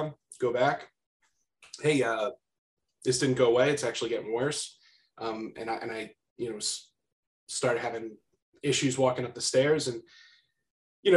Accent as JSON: {"language": "English", "area": "Bucks County", "region": "Pennsylvania", "country": "United States", "tie": "born or raised there", "said": "I grew up in Bucks County, PA"}